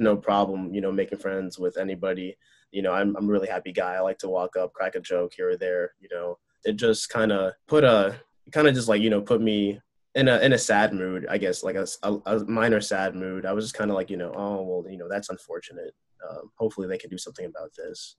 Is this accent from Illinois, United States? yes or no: yes; Chicago, Illinois, United States; also born or lived in Urbana-Champaign, Illinois; I actually grew up like not too far away when I was a baby from Illinois Tech